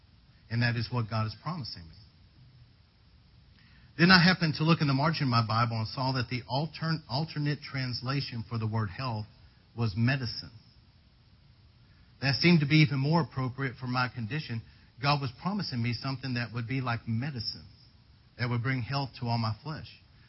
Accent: United Kingdom; Because I am British, I served in the British Army as a medical orderly

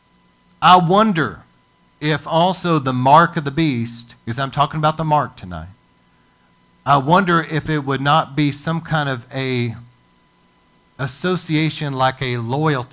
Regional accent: United States; as an American

